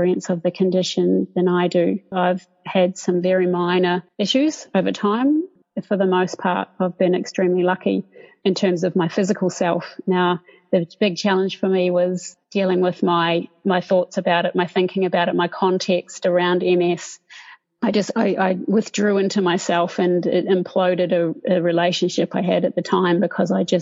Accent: Dunedin, Otago, New Zealand; moved away as an adult; now in Sydney, Australia; growing up in New Zealand, in Dunedin, which I love

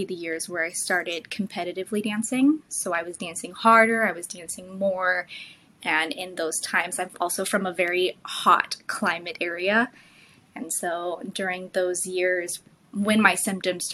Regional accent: California, United States; also born or lived in New York; I kind of go back and forth between New York and California, but I grew up in California

